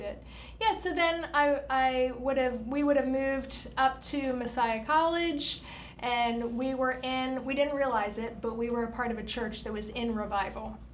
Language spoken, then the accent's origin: English; Lancaster County, Pennsylvania, United States; I grew up in Lancaster County